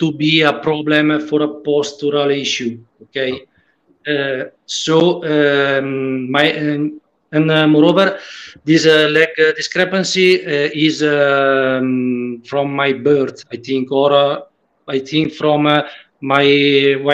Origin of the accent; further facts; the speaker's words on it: Italy; English is a second language; I am from Italy